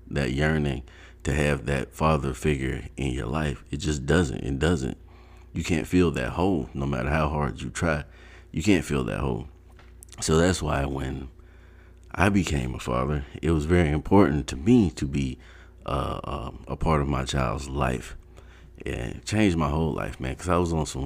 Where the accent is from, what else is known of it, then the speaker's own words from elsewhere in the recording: Ohio, United States; also born or lived in North Carolina; when I was like 8, we moved to Ohio from North Carolina